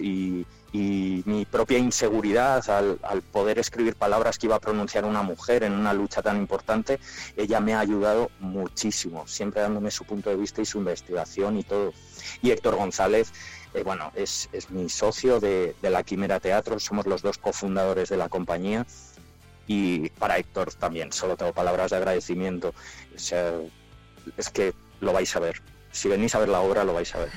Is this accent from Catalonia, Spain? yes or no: no; Palencia, Castile and León, Spain; now in Madrid, Spain; yo me fui de Palencia con muchísima, con muchísima pena, porque yo muy palentino yo